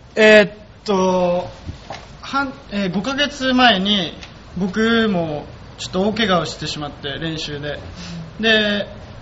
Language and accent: Japanese; Kyoto, Japan; accent: Kansai dialect; moved away as an adult; also born or lived in Kanto; 出身は京都で大学からあの関東の方に出てきて